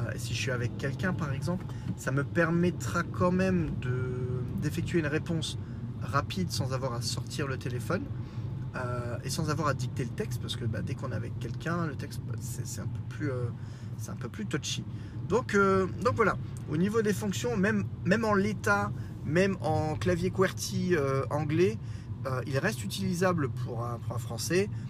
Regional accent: Lorraine, Grand Est, France; accent: Lorrain; mon accent lorrain

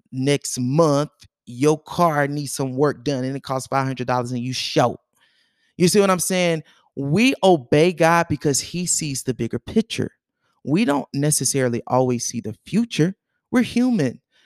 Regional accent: North Carolina, United States; also born or lived in Georgia; we moved away from Georgia when I was seven years old. um, we moved to North Carolina. I basically was raised in North Carolina.

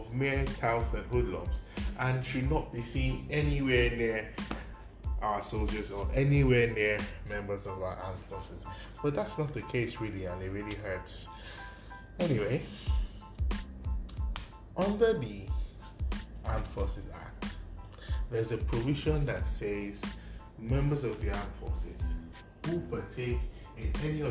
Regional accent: Nigeria

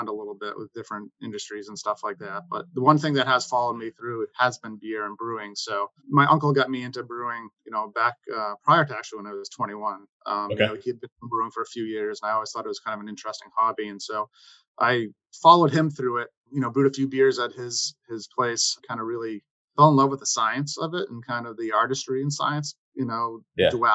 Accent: New Hampshire, United States; moved away as an adult; also born or lived in Boston area, Massachusetts; now in Boston, United States; I grew up in New Hampshire and I went to University of New Hampshire for undergrad

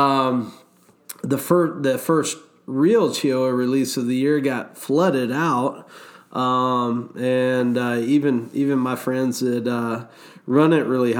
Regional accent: Gainesville, Florida, United States; from Gainesville, Florida, my hometown

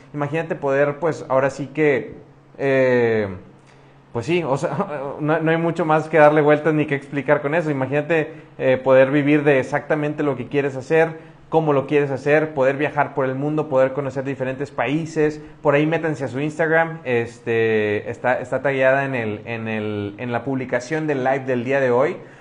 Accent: Monterrey, Nuevo León, Mexico; now in Querétaro, Mexico; yo soy de Monterrey, de una ciudad que está al norte de México, casi, casi pegado a la frontera con Estados Unidos

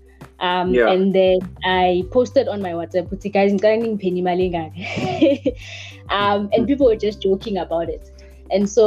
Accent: South Africa; now in Daveyton, South Africa; I am originally from Phosphorus.

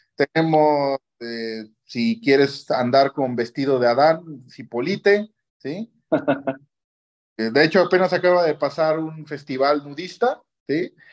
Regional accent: Oaxaca, Mexico; also born or lived in Japan; yo al menos ah, como oaxaqueño

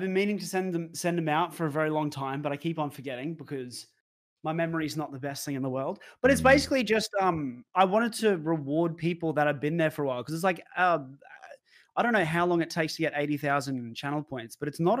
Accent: Brisbane, Queensland, Australia; it is a female that me and him know because we're both from Brisbane.

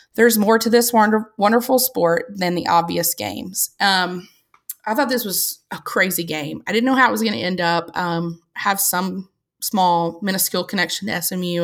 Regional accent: the South, United States; I was raised in the South

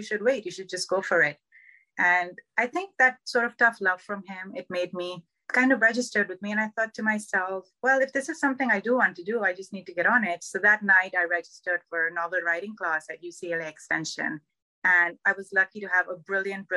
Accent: Karachi, Sindh, Pakistan; moved away as an adult; now in Southern California, United States; My whole life, I grew up in Karachi in Pakistan

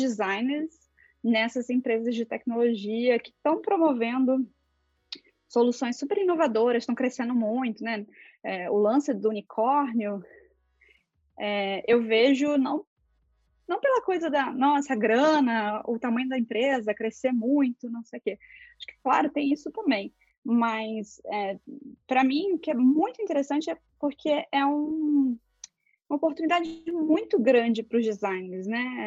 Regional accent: interior of Rio de Janeiro state, Brazil; moved away as an adult; Eu sou de uma cidade do interior do Rio de Janeiro, bem pequenininha

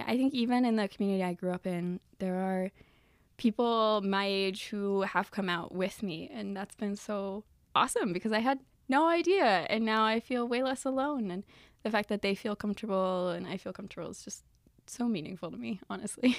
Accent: the South, United States; moved away as an adult; now in Michigan, United States; I actually grew up in the South

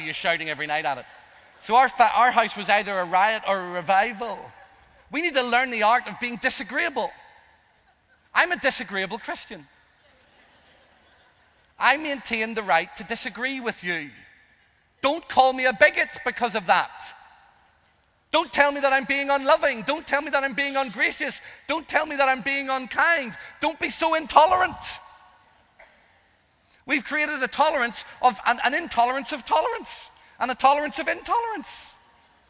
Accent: Northern Ireland, United Kingdom; I'm Irish. I'm the youngest of five.

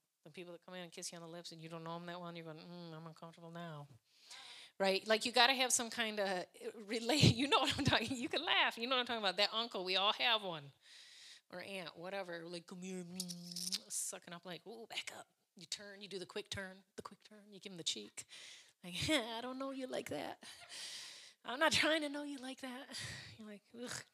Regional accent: United States; I'm from America

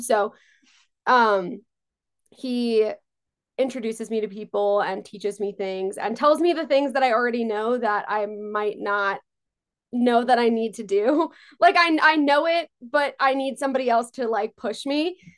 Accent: Long Island, New York, United States; also born or lived in Israel; I grew up on Long Island

